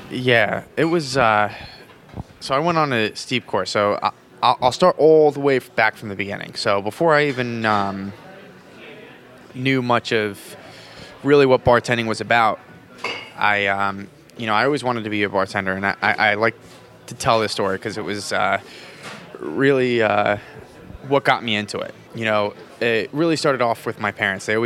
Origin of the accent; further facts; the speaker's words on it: New Jersey, United States; I'm originally from New Jersey.